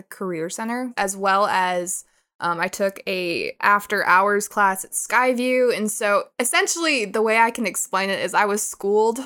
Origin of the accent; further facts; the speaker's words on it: Billings, Montana, United States; moved away as an adult; now in Thailand; I grew up in Billings. I was born there.